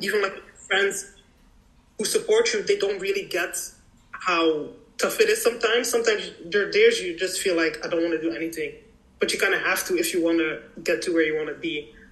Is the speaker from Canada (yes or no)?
no; Ghent, Flanders, Belgium; moved away as an adult; now in Brussels, Belgium; I was born and raised here in Belgium to Nigerian parents